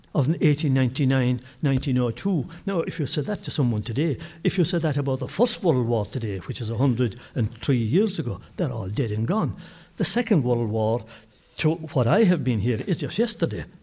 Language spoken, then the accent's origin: English; Brosna, Munster, Ireland; I come from Brosna